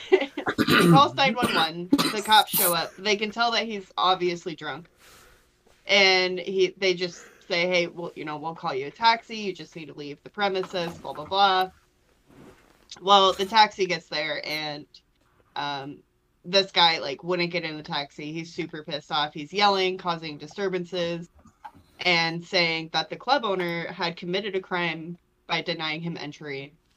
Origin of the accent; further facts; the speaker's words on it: Port Charlotte, Florida, United States; my hometown in Florida